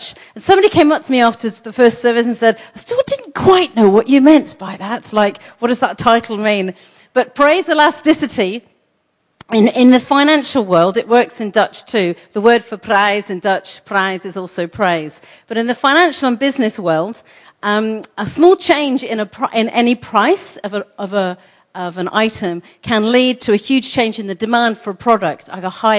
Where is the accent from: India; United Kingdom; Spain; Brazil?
United Kingdom; England; I'm English